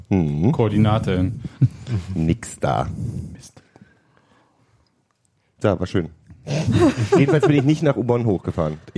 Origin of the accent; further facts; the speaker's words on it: Berlin, Germany; So, wenn man als Berliner ist man der Kartoffel als Begriff für, für Weiße auch gewöhnt.